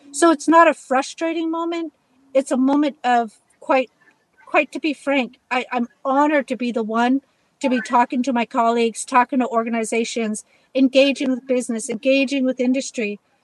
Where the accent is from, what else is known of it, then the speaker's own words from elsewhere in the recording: United States; as Native American people